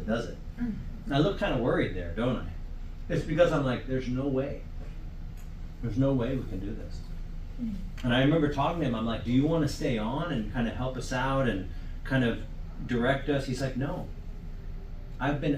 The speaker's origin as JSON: {"language": "English", "country": "United States", "said": "I'm from the U.S."}